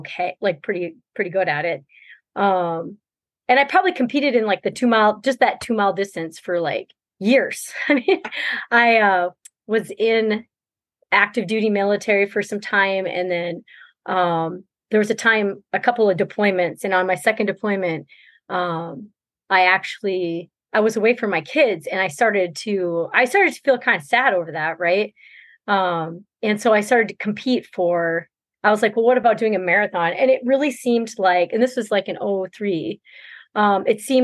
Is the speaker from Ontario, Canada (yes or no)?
no; New Brunswick, Canada; moved away as an adult; now in Minnesota, United States; I'm from Canada, New Brunswick, Canada